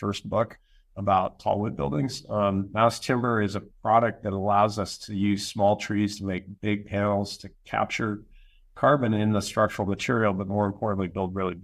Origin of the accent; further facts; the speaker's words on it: Western Canada, Canada; also born or lived in United States; I'm Canadian. I'm up here in Western Canada.